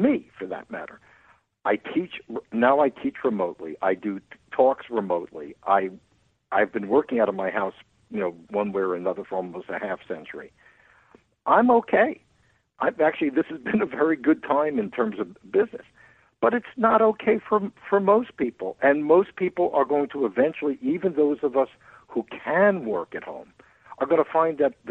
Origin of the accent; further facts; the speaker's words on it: Long Island, New York, United States; where I grew up on Long Island, New York